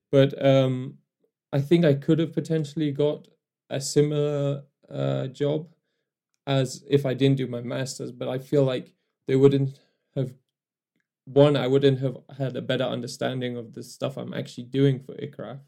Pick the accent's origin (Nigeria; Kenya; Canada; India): Kenya; moved away as an adult; also born or lived in Newcastle, England; I was born in Kenya